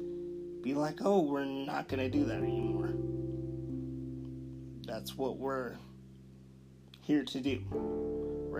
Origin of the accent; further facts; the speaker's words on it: Denver, Colorado, United States; I'm from Denver, Colorado.